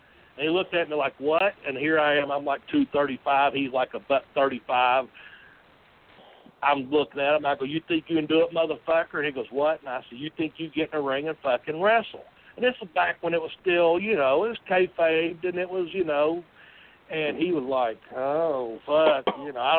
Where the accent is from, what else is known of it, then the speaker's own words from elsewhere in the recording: Nashville, Tennessee, United States; I'm from Nashville